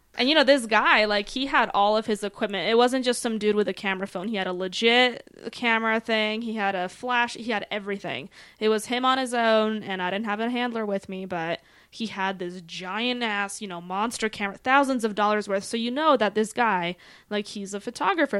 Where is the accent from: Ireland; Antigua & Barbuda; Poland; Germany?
Poland; also born or lived in Denver; now in Colorado Springs, United States; originally, though, I am from Poland.